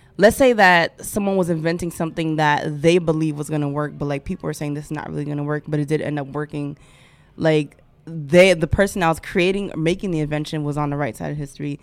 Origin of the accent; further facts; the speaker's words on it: Haiti; I am Haitian